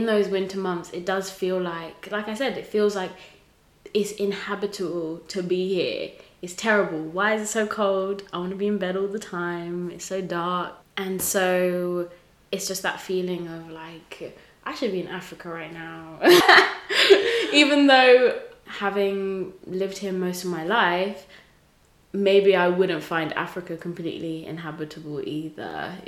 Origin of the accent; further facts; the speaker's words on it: England, United Kingdom; also born or lived in Tanzania; I'm Tanzanian, you know, but a lot of my experience growing up in England involved integrating and assimilating into white culture, so I wasn't taught a lot of Tanzanian culture. I can't speak Swahili.